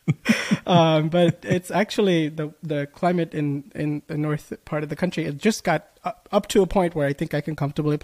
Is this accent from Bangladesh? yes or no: yes; Bangladesh; now in United States; I was born in Bangladesh